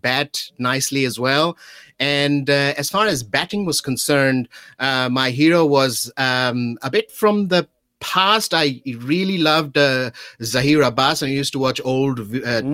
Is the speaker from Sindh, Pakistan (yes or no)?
yes; Karachi, Sindh, Pakistan; moved away as an adult; now in New Zealand; I was born in Karachi